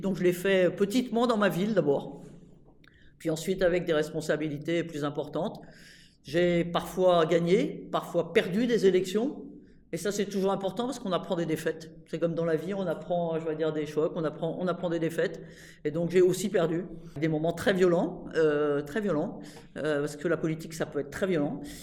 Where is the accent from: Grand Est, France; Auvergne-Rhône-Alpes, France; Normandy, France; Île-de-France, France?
Normandy, France; J'étais euh, sur une liste municipale dans ma ville, à Rouen, parce que moi je viens de Normandie